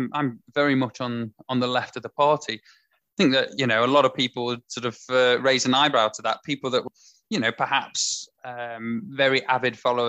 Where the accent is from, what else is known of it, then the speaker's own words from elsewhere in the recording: Mansfield, East Midlands, United Kingdom; I come from Mansfield